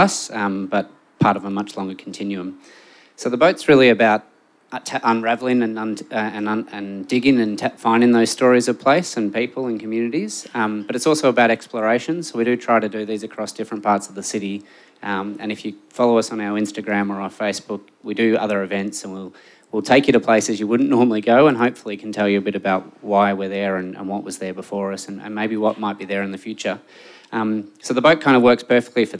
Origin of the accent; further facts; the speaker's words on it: Melbourne, Victoria, Australia; I'm from Melbourne, but I've spent a fair bit of time living overseas